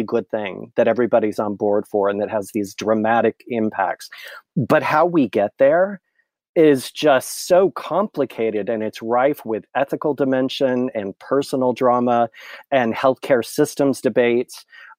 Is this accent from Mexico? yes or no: no; California, United States; I was born and raised in a small cow town in the Central Valley of California.